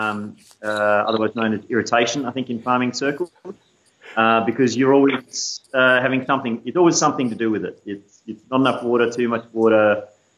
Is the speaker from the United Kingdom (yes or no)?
no; Canberra, Australian Capital Territory, Australia; moved away; I grew up in Canberra, in the suburbs